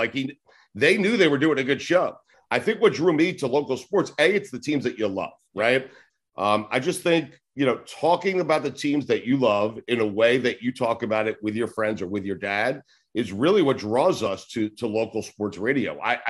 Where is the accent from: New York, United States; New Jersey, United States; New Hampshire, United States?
New York, United States; now in South Florida, United States; where I grew up in New York